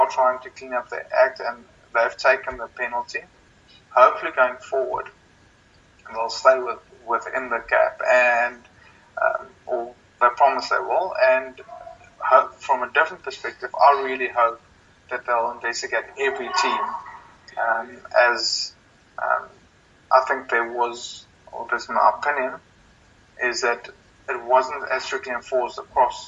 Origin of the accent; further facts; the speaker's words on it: South Africa; moved away as an adult; also born or lived in London; as a South African